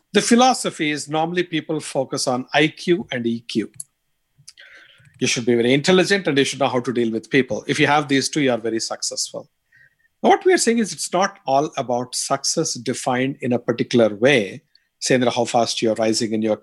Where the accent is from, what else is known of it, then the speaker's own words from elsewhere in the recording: India; accent: strong Indian; moved away; my strong Indian accent